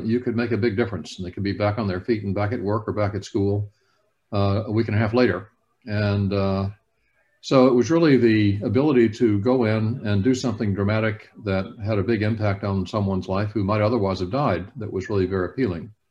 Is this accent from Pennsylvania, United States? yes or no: no; Alabama, United States; I grew up in Alabama